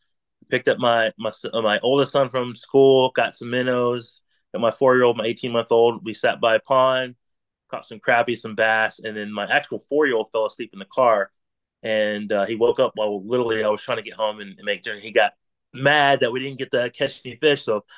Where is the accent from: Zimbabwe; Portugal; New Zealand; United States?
United States; North Carolina; I'm from Central North Carolina. Just an avid outdoorsman, born and raised in the woods, and come from a family of hunting.